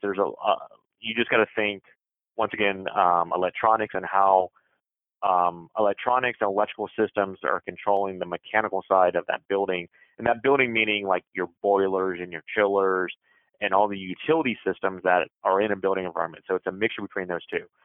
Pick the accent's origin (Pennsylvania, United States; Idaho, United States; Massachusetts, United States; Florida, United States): Florida, United States; Jacksonville; moved away as an adult; also born or lived in San Diego / Hawaii / Chicago; I'm originally from Jacksonville, Florida